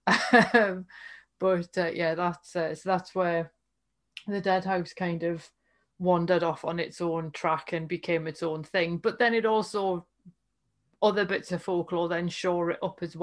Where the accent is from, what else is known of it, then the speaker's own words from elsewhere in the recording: United Kingdom; by dint of being British